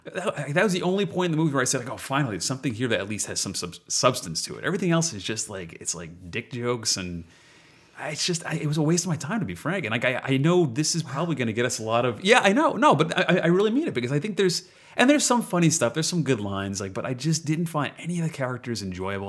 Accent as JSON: {"language": "English", "region": "New York", "country": "United States", "tie": "born or raised there", "also_born_or_lived": "Central Jersey", "said": "I'm native New Yorker"}